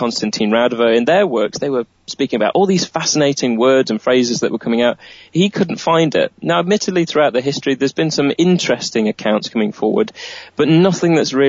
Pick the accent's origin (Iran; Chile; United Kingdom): United Kingdom; Nottingham, East Midlands; a guy called Melton, who was from my hometown of Nottingham